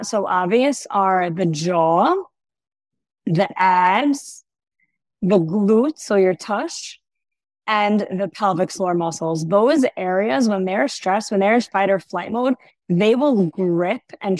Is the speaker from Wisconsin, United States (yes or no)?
no; New York City, New York, United States; now in Ra'anana, Israel; I'm originally from New York